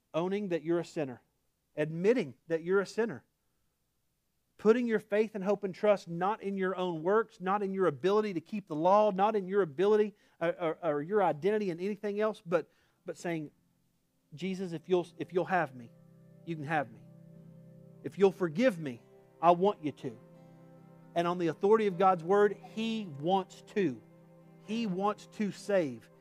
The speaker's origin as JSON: {"language": "English", "region": "Oklahoma", "country": "United States", "accent": "Oklahoma", "said": "my Oklahoma accent"}